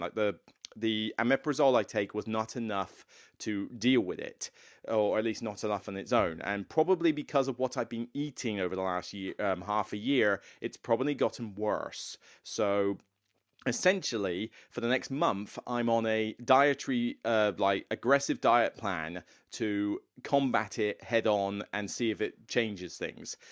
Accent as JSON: {"language": "English", "town": "Taunton", "region": "South West England", "country": "United Kingdom", "tie": "born or raised there", "moved": "yes", "said": "Taunton, where I grew up. my hometown"}